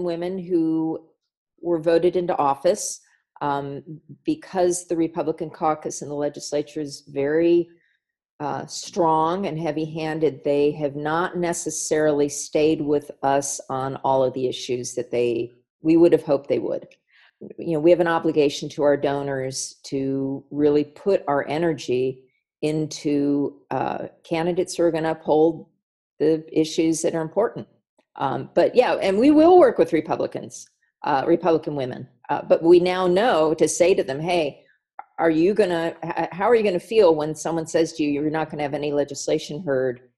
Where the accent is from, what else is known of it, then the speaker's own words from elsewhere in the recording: California, United States; I grew up in privilege in California